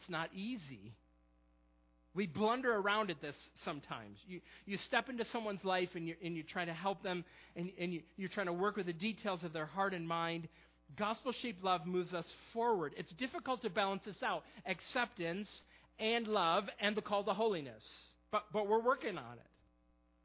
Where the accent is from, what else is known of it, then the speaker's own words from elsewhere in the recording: Perry, New York, United States; now in Millersville, United States; I'm from a small town not too far from Rochester called Perry